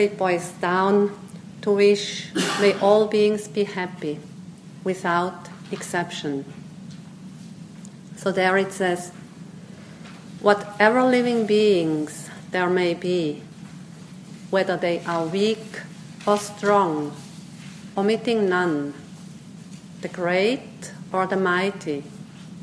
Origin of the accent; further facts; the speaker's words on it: Switzerland; first language Swiss German; English is a second language; moved away as an adult; also born or lived in Myanmar; growing up in Switzerland with Swiss German, German language